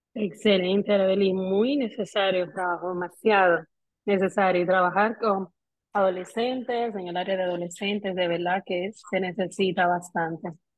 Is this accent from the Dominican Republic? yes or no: yes; Dominican Republic; hoy las tres somos dominicanas